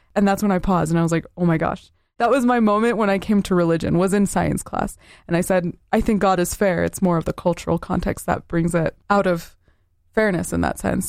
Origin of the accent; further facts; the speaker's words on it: Southern Utah, United States; Growing up in Southern Utah, everyone around me was majority of the L D S faith